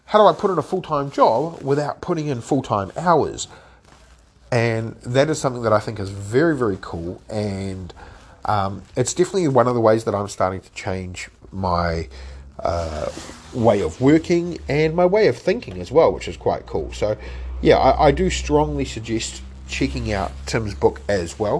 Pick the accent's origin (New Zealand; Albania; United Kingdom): New Zealand; as a Kiwi